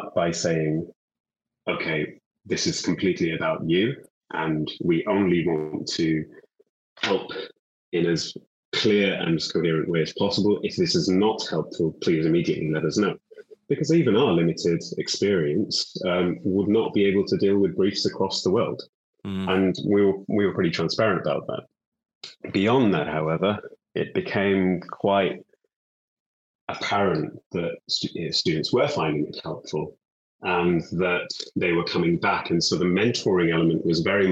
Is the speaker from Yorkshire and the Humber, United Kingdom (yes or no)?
yes; Bradford, Yorkshire and the Humber, United Kingdom; moved away as an adult; also born or lived in London; I'm from Bradford in West Yorkshire. I was born and brought up there.